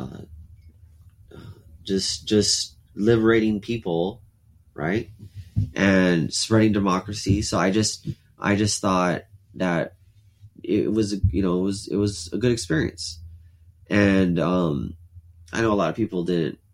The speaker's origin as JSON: {"language": "English", "town": "Alice", "region": "Texas", "country": "United States", "tie": "born or raised there", "also_born_or_lived": "Corpus Christi, Texas"}